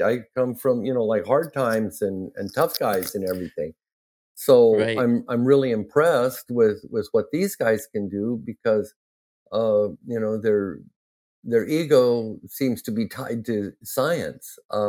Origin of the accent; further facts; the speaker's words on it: Ontario, Oregon, United States; my hometown, Ontario, Oregon